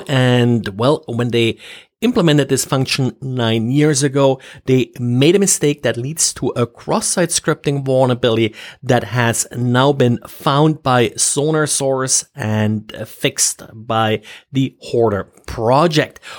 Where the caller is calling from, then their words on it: Jacksonville, Florida, United States; I am calling from Jacksonville, Florida.